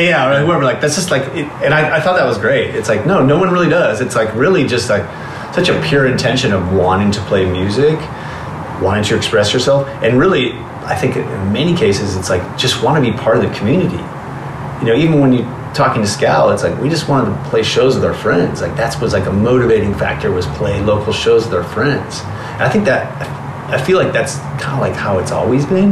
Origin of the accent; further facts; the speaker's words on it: Southern California, United States; Growing up in Southern California in the 80s and going to shows